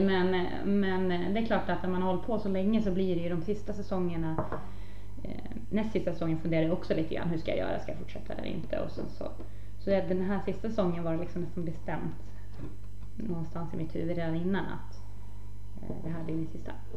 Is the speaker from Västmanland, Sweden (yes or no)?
yes; Norberg, Västmanland, Sweden; hemma i Norberg